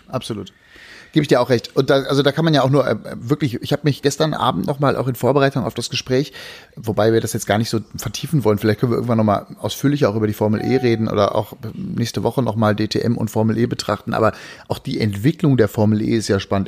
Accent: Berlin, Germany; meine Heimatstadt

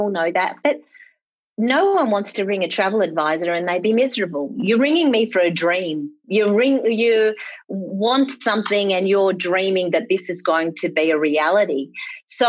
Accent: Bendigo, Victoria, Australia; now in Melbourne, Australia; I was from the country. I'm a country girl. I'm from Bendigo. And I suppose people who know Victoria probably think that's not the country. But back when I was born, it was the country.

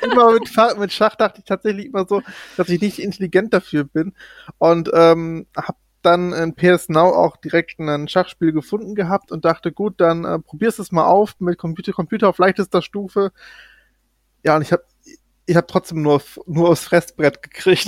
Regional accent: North Rhine-Westphalia, Germany; ich komme ja aus NRW

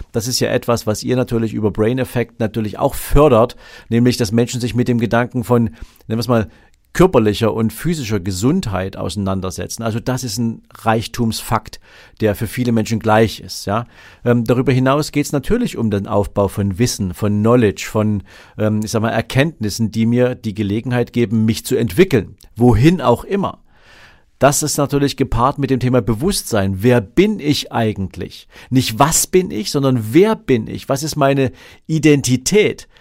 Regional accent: Dresden, Saxony, Germany; ich bin ja in der DDR geboren, in Dresden

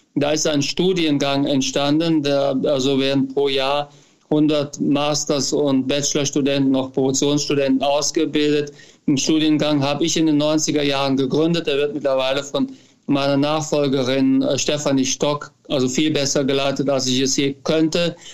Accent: near Düren, North Rhine-Westphalia, Germany; moved away as an adult; also born or lived in United States; now in Cologne, Germany; ich komme ja aus der Gegend, aus also der Nähe von Düren

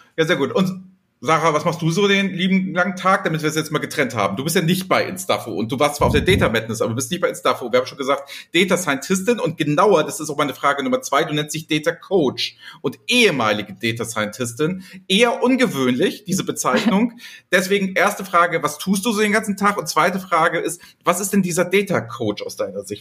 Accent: Flensburg, Schleswig-Holstein, Germany; now in Hamburg, Germany; ich bin ja gebürtiger Flensburger

